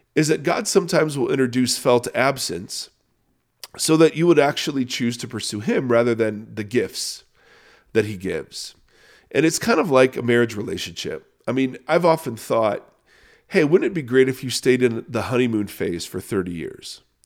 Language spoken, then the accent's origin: English; Canada; I'm Canadian